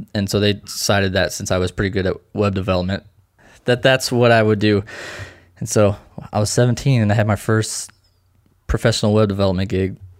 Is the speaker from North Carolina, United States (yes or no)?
no; Lebanon, Missouri, United States; I'm from a small town called Lebanon, Missouri. Uh, it's right in the middle of the state